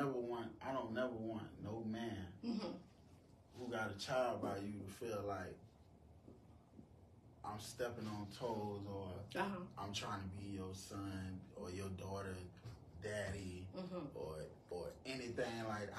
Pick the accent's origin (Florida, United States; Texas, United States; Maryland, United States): Florida, United States; Miami; moved away; I'm originally from Miami